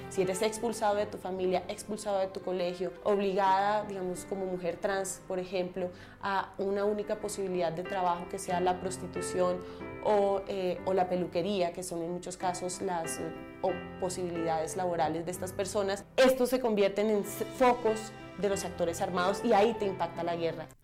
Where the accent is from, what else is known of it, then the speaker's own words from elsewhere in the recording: Montes de María, Colombia; Soy mujer transgénero de los Montes de María